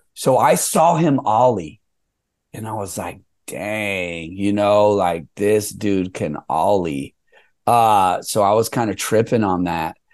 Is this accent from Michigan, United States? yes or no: no; San Jose, California, United States; also born or lived in South San Francisco; I was raised mostly in San Jose. I started living in San Jose in uh, the second grade. So I'm really like from San Jose